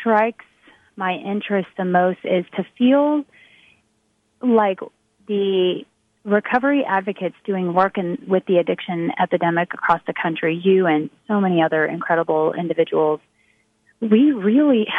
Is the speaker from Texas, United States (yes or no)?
yes; Texas, United States; here in my home state